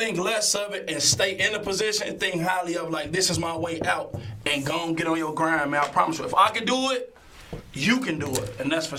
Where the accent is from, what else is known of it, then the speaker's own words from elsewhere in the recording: Chicago, Illinois, United States; We both from the west side. I'm from the Austin area.